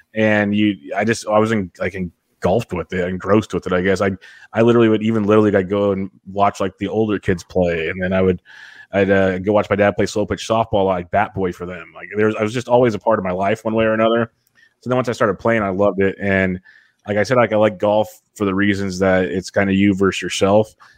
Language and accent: English; Woodland, California, United States; now in King City, United States; I'm from Woodland, little farm area.